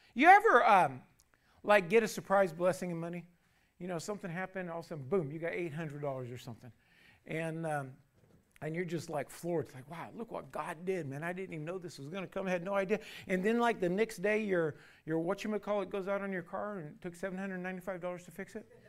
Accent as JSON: {"language": "English", "country": "United States", "said": "You and me as American citizens"}